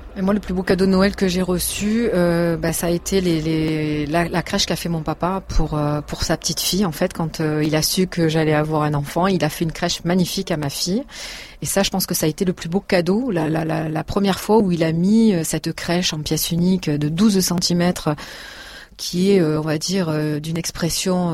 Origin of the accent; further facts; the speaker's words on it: Provence-Alpes-Côte d'Azur, France; quand on est de Provence.